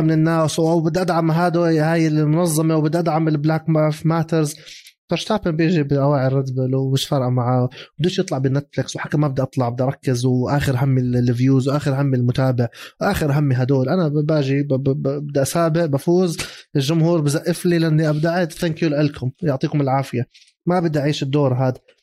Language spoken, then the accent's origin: Arabic; Jordan; also born or lived in Mexico; انا احمل جنسيه المكسيك بس انا اردني انا عندي دبل ناشوناليتيز